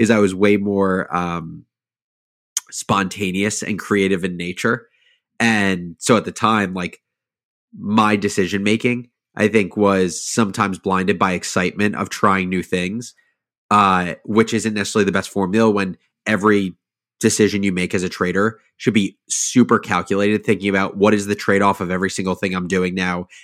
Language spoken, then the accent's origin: English; suburbs of New Jersey, United States; I grew up in, um, in the suburbs of New Jersey, like forty-five minutes outside of New York City